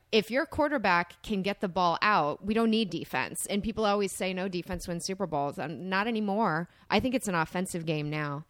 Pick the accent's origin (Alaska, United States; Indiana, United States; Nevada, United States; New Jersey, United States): Indiana, United States; Fort Wayne; Grew up in Fort Wayne, Indiana